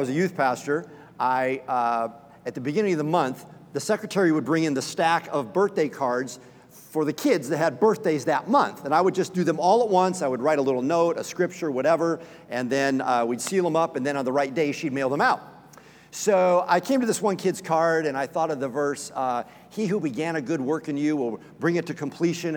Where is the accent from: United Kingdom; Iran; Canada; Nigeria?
United Kingdom; Scotland; I'm Scottish.